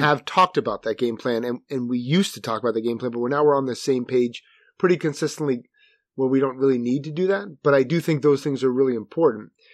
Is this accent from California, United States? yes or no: no; Manasquan, New Jersey, United States; Manasquan, which is my hometown in New Jersey.